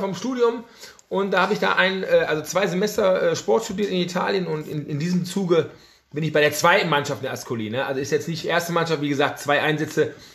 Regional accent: Essen, North Rhine-Westphalia, Germany; geboren in Essen, Essener durch und durch

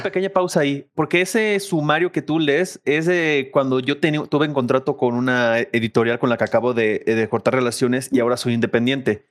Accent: Ciudad Guzmán, Jalisco, Mexico; soy oriundo de Ciudad Guzmán, Jalisco

